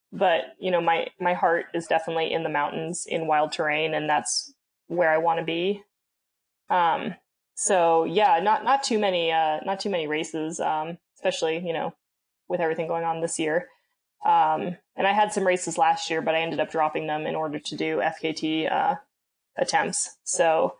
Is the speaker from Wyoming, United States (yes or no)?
yes; Jackson, Wyoming, United States; I grew up in Jackson for the most part.